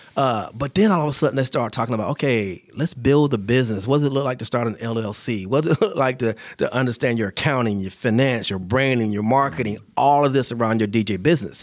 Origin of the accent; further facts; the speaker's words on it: Charlotte, North Carolina, United States; I grew up in Charlotte